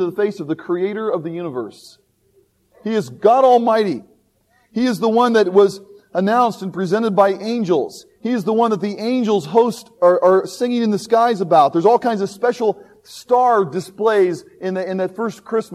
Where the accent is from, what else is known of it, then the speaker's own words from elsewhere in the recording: Indianapolis, Indiana, United States; I always tell people I'm from Indianapolis, Indiana